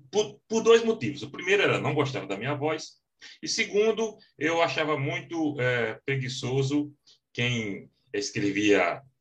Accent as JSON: {"language": "Portuguese", "region": "Northeast Region", "country": "Brazil", "accent": "Northeastern Brazilian", "said": "com o meu sotaque bem carregado nordestino, que eu não imaginava que tinha."}